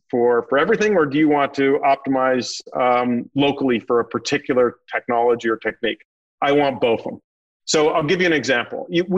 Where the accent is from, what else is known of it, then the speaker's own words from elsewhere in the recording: Northeast, United States; now in North Carolina, United States; So I think there's a term that we have that you hear in North Carolina a lot. I'm from the Northeast.